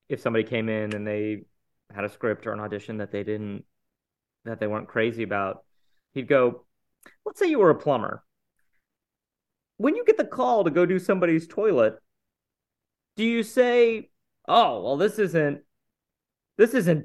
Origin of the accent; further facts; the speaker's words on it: Houston, Texas, United States; I grew up in Houston, Texas